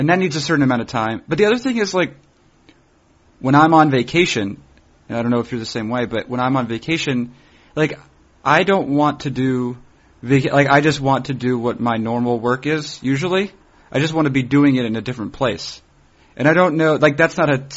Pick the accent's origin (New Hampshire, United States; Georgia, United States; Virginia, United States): New Hampshire, United States; I'm from originally from New Hampshire, although I usually tell people that I'm from Massachusetts